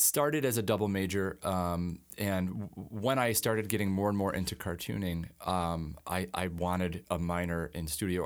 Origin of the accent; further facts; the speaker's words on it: Alden, New York, United States; I grew up in Alden, um, you know, grew up in the Buffalo area